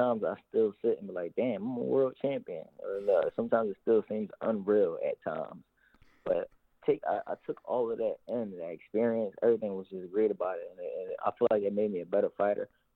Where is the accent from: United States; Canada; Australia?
United States; Philadelphia, Pennsylvania; How we grew up in Philadelphia